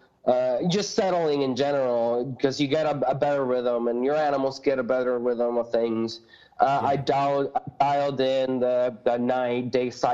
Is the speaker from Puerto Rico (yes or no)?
yes; Puerto Rico; moved away; I grew up in Puerto Rico